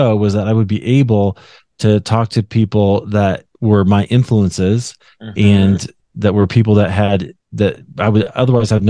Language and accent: English; United States; as an American evangelical